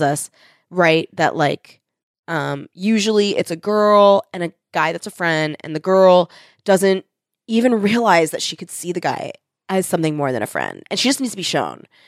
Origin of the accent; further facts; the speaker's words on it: United States; we are American